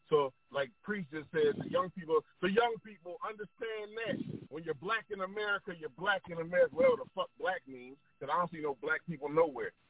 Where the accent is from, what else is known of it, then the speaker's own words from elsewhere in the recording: North Carolina, United States; I'm from North Carolina, too.